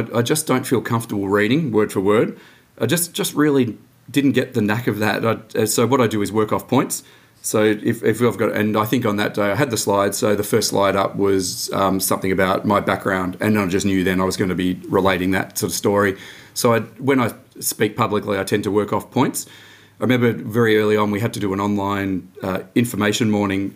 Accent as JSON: {"language": "English", "town": "Dandenong", "region": "Victoria", "country": "Australia", "tie": "born or raised there", "said": "I grew up out in Dandenong, working class suburb, just went to Dandenong High there"}